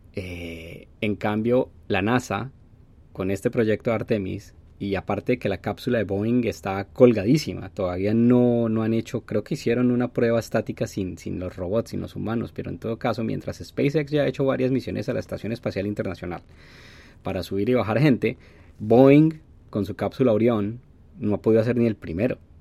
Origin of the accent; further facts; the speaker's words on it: Colombia; moved away; mi pasaporte colombiano